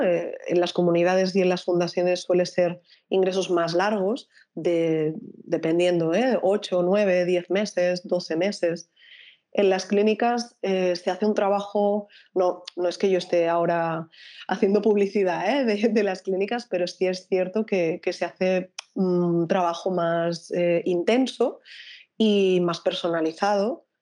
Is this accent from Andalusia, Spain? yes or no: no; Barcelona, Catalonia, Spain; yo soy de Barcelona